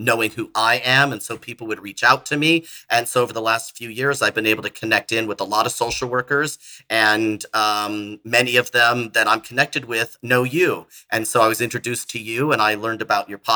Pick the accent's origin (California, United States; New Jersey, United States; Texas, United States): California, United States; moved away as an adult; now in Florida, United States; I'm from California originally. I moved to Florida in 2013